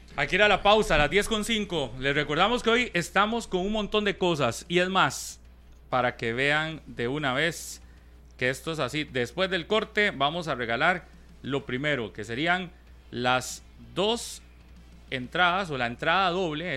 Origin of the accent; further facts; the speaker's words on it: Costa Rica; ni como costarricense